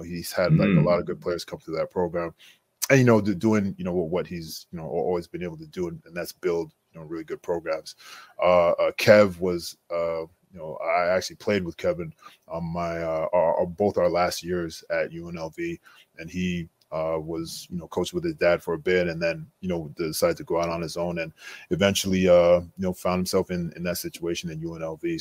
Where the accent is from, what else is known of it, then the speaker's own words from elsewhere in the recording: Montreal, Quebec, Canada; moved away as an adult; I was born and raised in Montreal